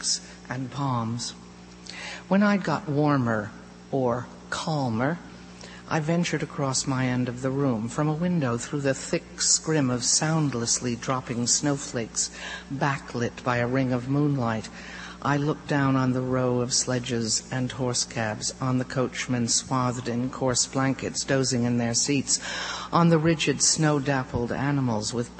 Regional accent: Southwest, United States; moved away as an adult; now in New York, United States; I grew up in the Southwest

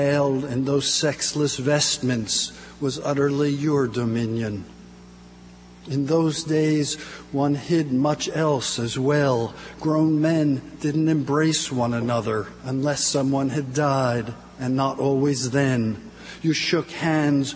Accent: New Jersey, United States; I'm from New Jersey

